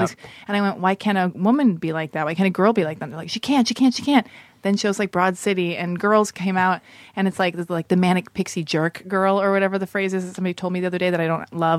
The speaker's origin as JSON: {"language": "English", "town": "West Hollywood", "region": "California", "country": "United States", "tie": "born or raised there", "said": "I was born and raised in West Hollywood."}